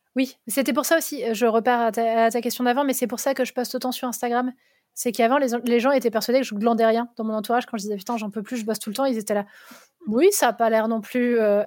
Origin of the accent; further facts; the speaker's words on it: Vosges, Grand Est, France; J'ai grandi dans les Vosges